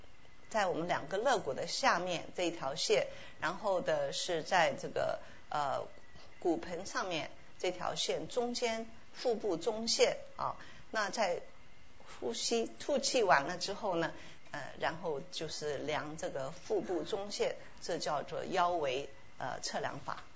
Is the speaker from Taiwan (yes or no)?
yes; Taiwan; 我们从台湾来的话，都知道台湾的水果是非常好吃，而且产量非常多，非常丰富。